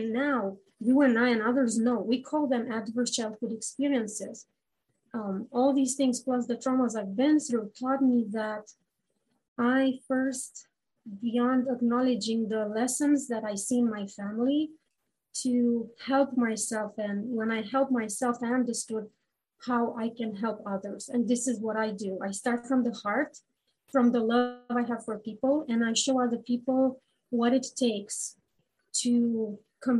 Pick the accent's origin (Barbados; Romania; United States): Romania; moved away as an adult; now in Canada; I come from Romania